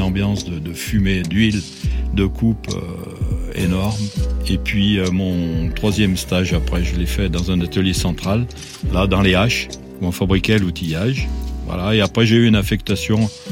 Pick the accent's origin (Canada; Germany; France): France; Saint-Étienne, Auvergne-Rhône-Alpes; Je suis né à Saint-Étienne.